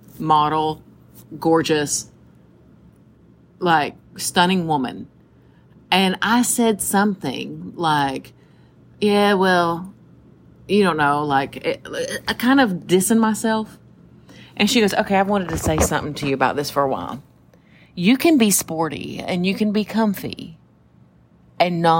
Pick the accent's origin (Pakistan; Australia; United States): United States; Tennessee; moved away; I grew up in Tennessee